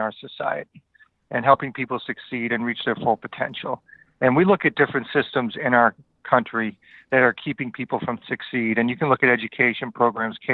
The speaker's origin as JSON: {"language": "English", "town": "Worcester", "region": "Massachusetts", "country": "United States", "tie": "born or raised there", "said": "I grew up in Worcester, Massachusetts"}